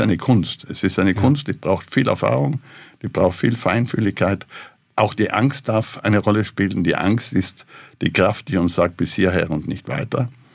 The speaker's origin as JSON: {"language": "German", "area": "South Tyrol", "region": "Trentino-Alto Adige", "country": "Italy", "said": "also ich selber fühle mich als Südtiroler, als Europäer und Weltbürger."}